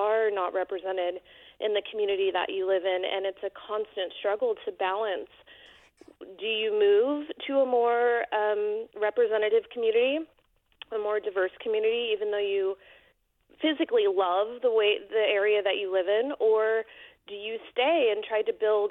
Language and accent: English; Bay Area, California, United States; now in Alamo, United States; My husband and I are born and raised in the Bay Area